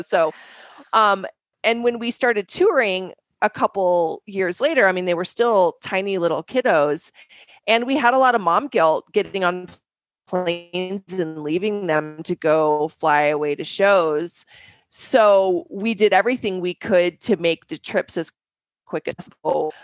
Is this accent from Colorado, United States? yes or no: yes; Denver, Colorado, United States; we grew up in Denver